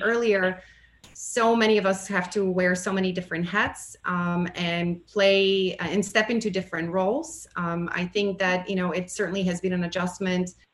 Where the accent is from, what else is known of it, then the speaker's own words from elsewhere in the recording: Bulgaria; moved away as an adult; now in United States; I have a Bulgarian background. I was born in Bulgaria um, and uh, relocated to the United States in 1998